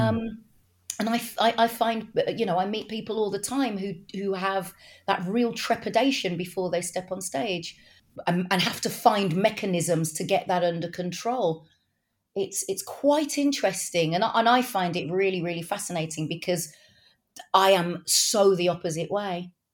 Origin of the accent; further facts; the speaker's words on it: Wolverhampton, West Midlands, United Kingdom; accent: Wolverhampton; I'm actually a Wolverhamptoner, which is just, you know, not far up the road from Birmingham.